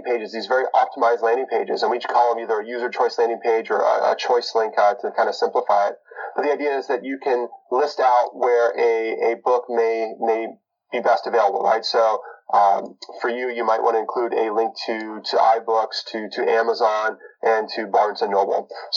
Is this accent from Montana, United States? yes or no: yes; Bitterroot Valley, Western Montana, United States; moved away as an adult; now in Seattle, United States; I was born and raised in Western Montana